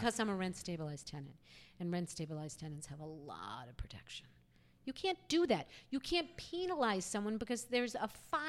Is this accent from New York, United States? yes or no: yes; New York City, New York, United States; Because I'm like a New Yorker. My parents are New Yorkers.